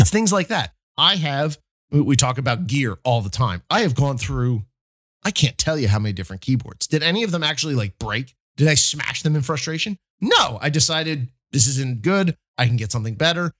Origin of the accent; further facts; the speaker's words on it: New Jersey, United States; I'm from South Jersey